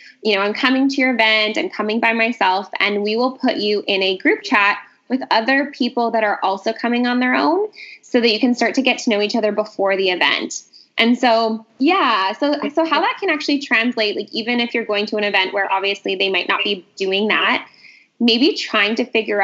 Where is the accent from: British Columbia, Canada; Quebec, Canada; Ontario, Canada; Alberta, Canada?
British Columbia, Canada; Vancouver; I'm from Vancouver.